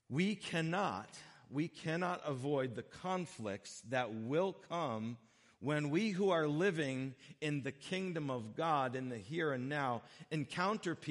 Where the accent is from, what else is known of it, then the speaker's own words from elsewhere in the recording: United States; we, as generally speaking, as American people